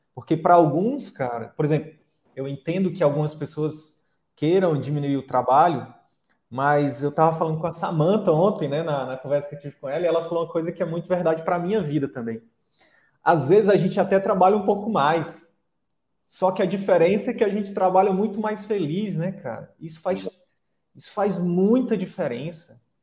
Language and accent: Portuguese; Piauí, Brazil; moved away; falando como piauiense aqui, como conterrâneo